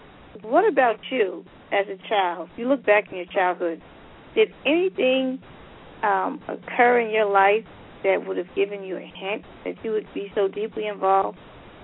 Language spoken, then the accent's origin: English; Paterson, New Jersey, United States; I'm from Paterson, New Jersey, which is nicknamed Silk City, founded by Alexander Hamilton.